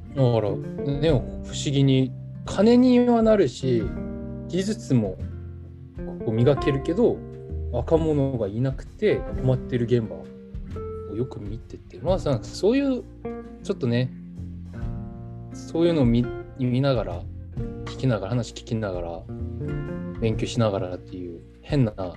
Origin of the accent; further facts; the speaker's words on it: South Korea; Japanese is a second language; moved away as an adult; also born or lived in Japan; ここって僕の地元じゃないですか普通に今まで生きてきたとこ